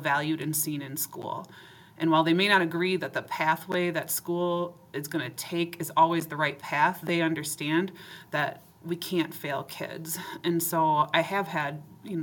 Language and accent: English; Forest Lake, Minnesota, United States; also born or lived in Maplewood, Minnesota; I grew up in Minnesota and called Maplewood home. Forest Lake was where I grew up.